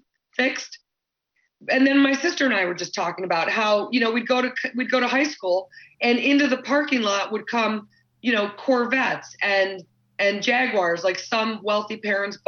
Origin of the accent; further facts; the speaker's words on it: Grosse Pointe, Michigan, United States; also born or lived in Cedar Rapids, Iowa / Chicago, Illinois; I was born in Cedar Rapids, Iowa, me and Ashton Pusher. It's the home of Quaker Oats. I remember waking up when I was like 3 and smelling Quaker Oats brewing in the background. But eventually, after a small stay in Chicago, Illinois, my family moved to Grosse Pointe, Michigan, to be near the lake.